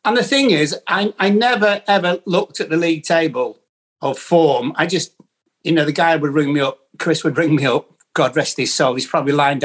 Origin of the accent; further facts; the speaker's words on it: Preston, North West England, United Kingdom; I am from Preston